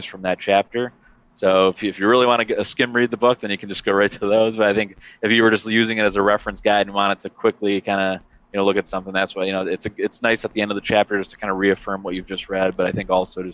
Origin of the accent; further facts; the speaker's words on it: Chicago, Illinois, United States; as a Chicagoan